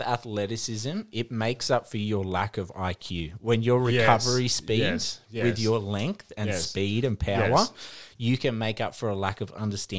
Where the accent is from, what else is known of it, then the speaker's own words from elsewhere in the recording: Australia; moved away as an adult; we grew up in Australia where we play more modern style.